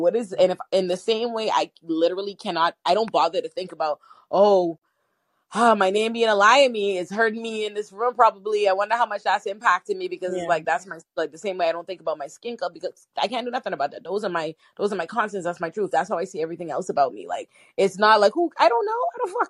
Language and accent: English; Bahamas; also born or lived in Nigeria; I'm African black before I get in the room. I am Bahamian Nigerian.